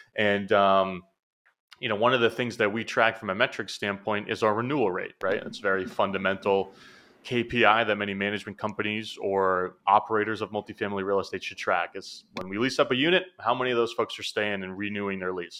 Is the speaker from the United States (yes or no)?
yes; New Hampshire, United States; moved away as an adult; now in Boston, United States; I'm from New Hampshire, you know, which is about an hour north of Boston. That's where I grew up